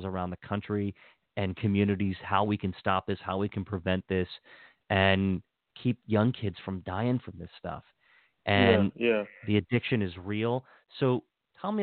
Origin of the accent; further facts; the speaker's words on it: Hagerstown, Maryland, United States; moved away; I was born and raised in Hagerstown, and my family's still there.